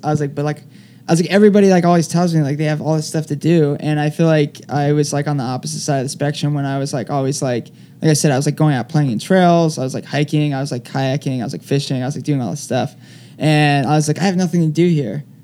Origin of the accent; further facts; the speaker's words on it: Palm Bay, Florida, United States; accent: southern drawl; also born or lived in Colorado; now in New York, United States; my hometown marathon, which is Space Coast Marathon